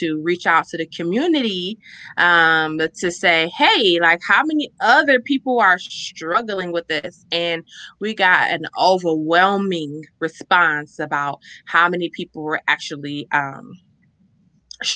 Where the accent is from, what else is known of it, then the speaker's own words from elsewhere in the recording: Chicago, Illinois, United States; growing up in Chicago